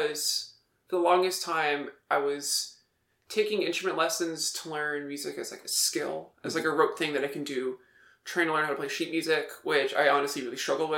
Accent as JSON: {"language": "English", "area": "Hampton Roads", "region": "Virginia", "country": "United States", "tie": "born or raised there", "also_born_or_lived": "Charlottesville, Virginia", "said": "I was born in Hampton Roads, the 757 area."}